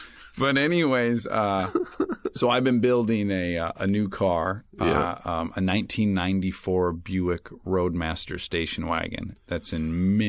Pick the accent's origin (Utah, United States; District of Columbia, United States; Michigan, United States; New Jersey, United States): Michigan, United States; Detroit; moved away; I'm from Detroit.